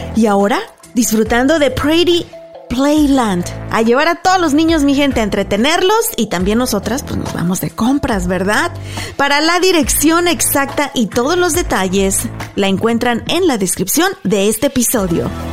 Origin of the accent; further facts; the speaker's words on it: Guanajuato, Mexico; moved away as an adult; yo soy mexicana, nací, crecí en México, toda mi vida estuve ahí hasta la universidad